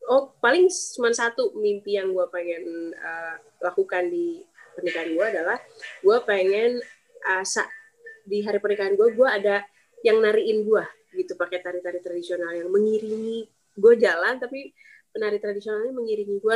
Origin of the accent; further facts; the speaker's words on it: West Java, Indonesia; born there; gue karena lahirnya di tanah Sunda gue bener-bener pengen ya udah tradisional Sunda yang sangat sederhana